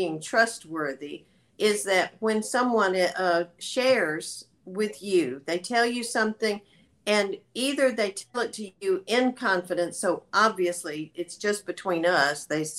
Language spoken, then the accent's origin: English; the South, United States; I'm from the South